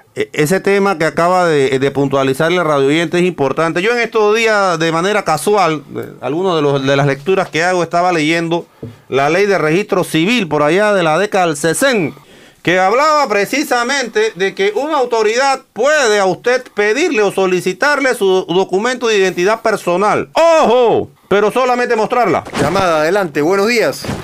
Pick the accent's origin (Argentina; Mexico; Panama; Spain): Panama; como ciudadano, como, como panameño